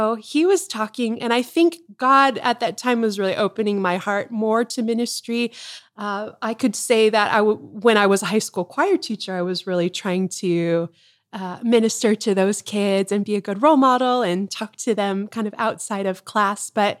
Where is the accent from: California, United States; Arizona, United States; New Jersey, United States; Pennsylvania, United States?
Arizona, United States; Tucson; So I grew up in Tucson, Arizona. We're here now and grew up on a golf course.